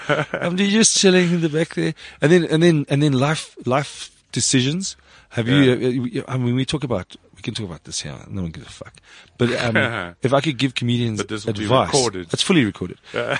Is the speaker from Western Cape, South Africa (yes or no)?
yes; Cape Town, Western Cape, South Africa; And I'm from Cape Town. I was told that Joburg's like the paved with gold comedy.